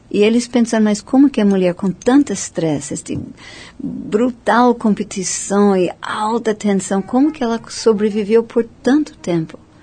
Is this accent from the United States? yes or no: yes; United States; Portuguese is a second language; moved away as an adult; also born or lived in India; now in Brazil; como americano